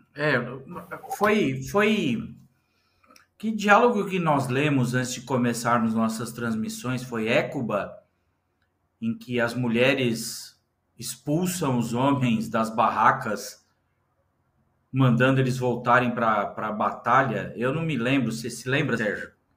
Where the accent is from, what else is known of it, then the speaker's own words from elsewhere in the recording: Brazil; eu nasci no Brasil